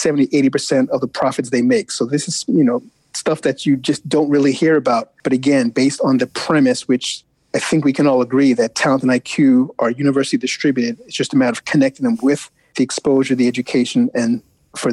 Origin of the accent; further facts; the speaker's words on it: New York City, New York, United States; growing up in the Bronx, eldest of five kids